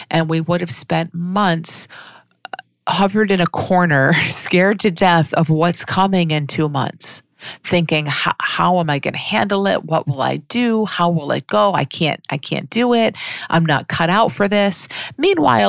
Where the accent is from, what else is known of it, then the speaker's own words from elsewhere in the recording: United States; I'm speaking as an American